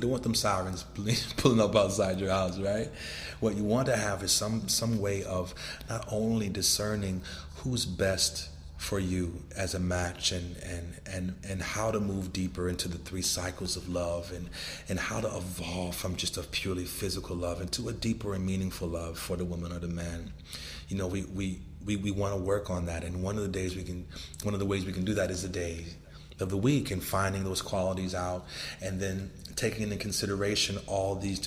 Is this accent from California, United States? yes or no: yes; Los Angeles, California, United States; I was born in Los Angeles, California, when gang banging and drug dealing was destroying the communities there